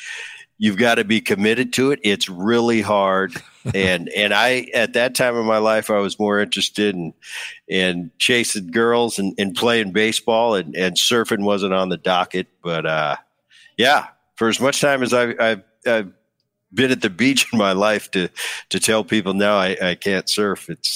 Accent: New Jersey, United States; also born or lived in San Diego, United States / Southern California, United States; So I was born in San Diego, but I lived here for probably a year. I grew up in New Jersey for my early childhood up until high school, and then I moved back to Southern California.

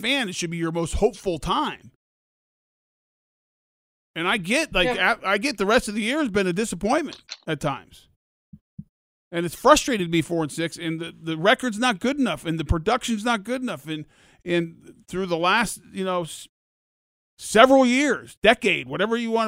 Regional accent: Denver, Colorado, United States; moved away; I grew up in Denver

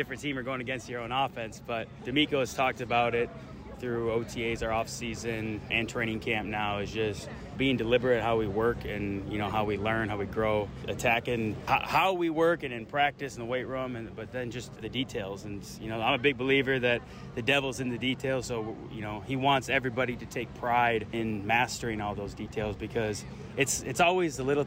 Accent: Minnesota, United States; moved away; I grew up in Minnesota

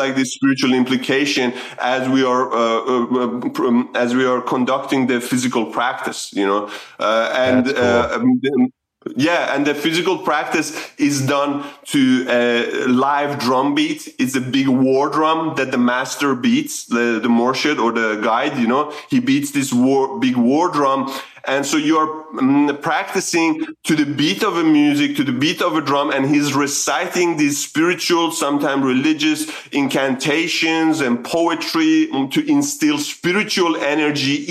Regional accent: Sweden; moved away as an adult; also born or lived in Iran; now in Australia; I was born in Iran, migrated to Sweden at a very young age, 8. There was because of the Iran-Iraq war at the time, my family migrated to Sweden, and that's where I grew up

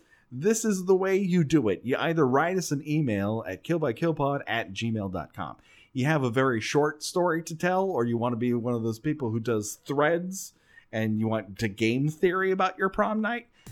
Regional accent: Southern California, United States; we grew up in Southern fucking California

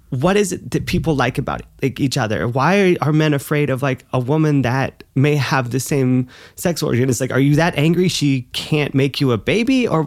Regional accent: the South, United States; Like it was such a different kind of school. It was a different environment. Like growing up in the South

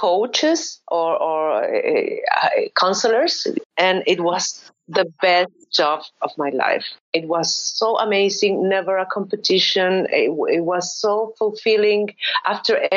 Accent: Valparaíso, Chile; first language Spanish; English is a second language; moved away as an adult; also born or lived in Austria; now in Valencia, Spain; I grew up in Valparaíso

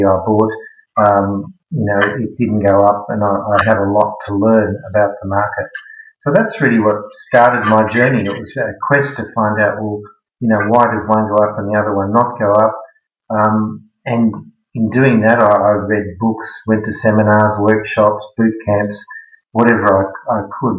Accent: Sydney, New South Wales, Australia; moved away as an adult; also born or lived in Netherlands; now in Melbourne, Australia; I grew up in Sydney

